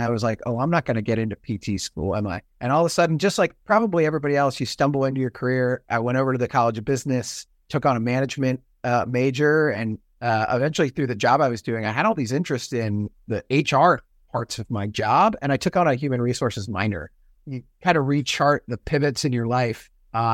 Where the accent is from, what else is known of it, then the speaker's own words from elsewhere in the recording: Virginia Beach, Virginia, United States; also born or lived in Pennsylvania / Washington, D.C.; Virginia and Pennsylvania. Virginia Beach, which again, actually, we were in D.C. first because he was at the Pentagon.